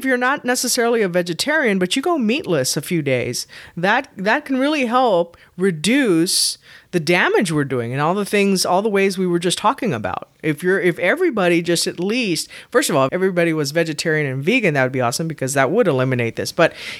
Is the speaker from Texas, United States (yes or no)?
yes; Texas, United States; Wow, for being a Texan, I cannot do that to save